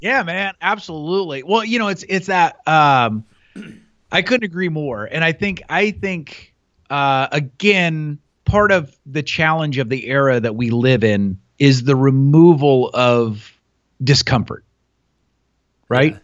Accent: Newton, Iowa, United States; also born or lived in Montana / Chicago / England; I grew up in Newton

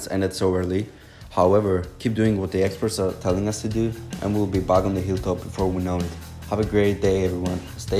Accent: Cyprus; moved away; I'm from Cyprus

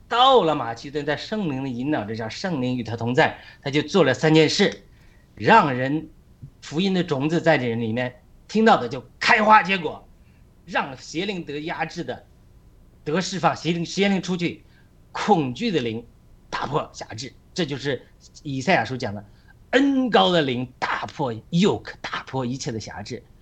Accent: China; 我们中国人

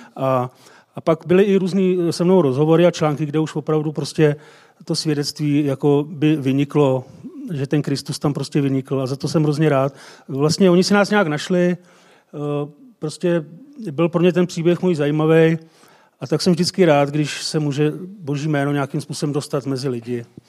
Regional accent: Jablonec nad Nisou, Liberec Region, Czechia; z Jablonce

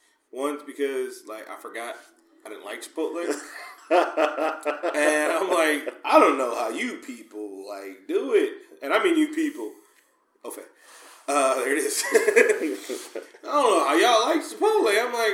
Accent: Oakland, California, United States; I'm from East Oakland, the land of the taco trucks.

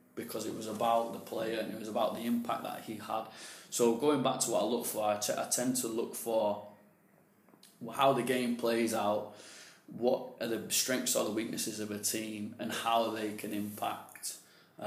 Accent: England, United Kingdom; moved away; also born or lived in Spain; I'm English myself

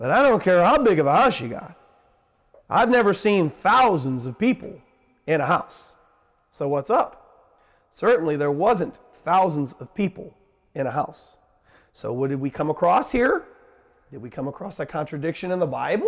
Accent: United States

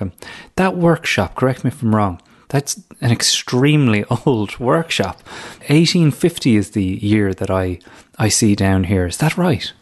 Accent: Ireland; moved away; when you are home visiting Ireland as an Irish person abroad returning

